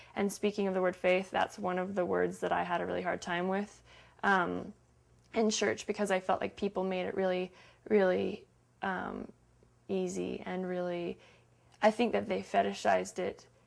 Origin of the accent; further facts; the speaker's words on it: Salt Lake City, Utah, United States; Salt Lake City, Utah